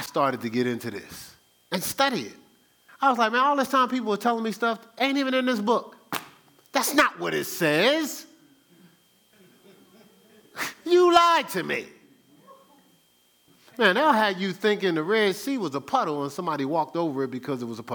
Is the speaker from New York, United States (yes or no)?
no; Newark, New Jersey, United States; I grew up in Newark, New Jersey.